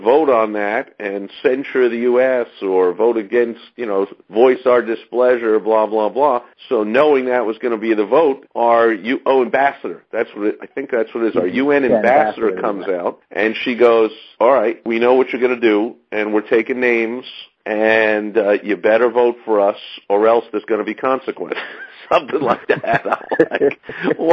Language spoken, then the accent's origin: English; New York City, New York, United States; I'm from New York, so I grew up in the city that hosts the U.N.